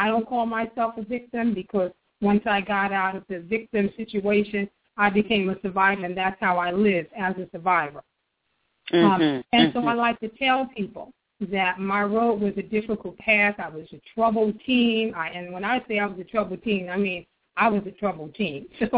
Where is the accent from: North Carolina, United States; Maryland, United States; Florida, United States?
Maryland, United States; also born or lived in Harlem, New York; I like to tell people that I was born and raised in New York, but I grew up in the DMZ, in D.C., Maryland, Virginia, and particularly